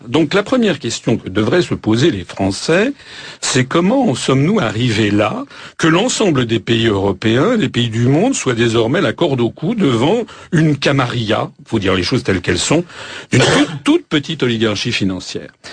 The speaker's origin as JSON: {"language": "French", "country": "France", "said": "Nous sommes français"}